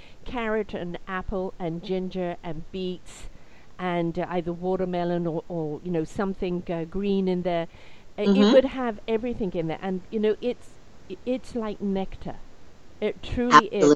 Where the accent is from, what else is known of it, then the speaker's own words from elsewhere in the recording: United Kingdom; I'm British